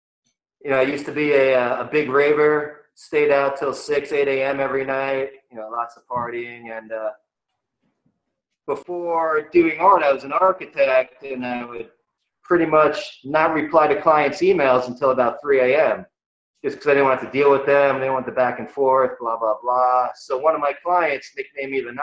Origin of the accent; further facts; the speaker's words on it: New York City, New York, United States; moved away; Being a New Yorker? I don't think there's anywhere else to get that kind of work ethic.